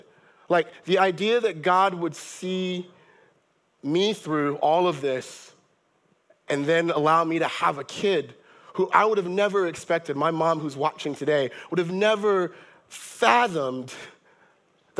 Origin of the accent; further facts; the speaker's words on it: Monrovia, Montserrado, Liberia; I was born in Liberia, Monrovia, Liberia in West Africa, in 1990 in the middle of a civil war